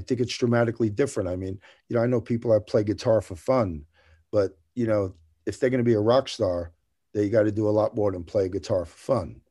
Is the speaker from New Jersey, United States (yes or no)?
yes; New Jersey, United States; moved away as an adult; now in Tennessee, United States; I'm from New Jersey, so, right on the New York borderline